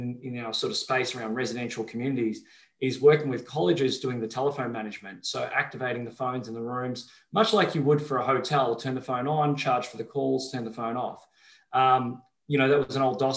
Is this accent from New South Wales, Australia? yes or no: no; Melbourne, Victoria, Australia; I grew up in Melbourne, Australia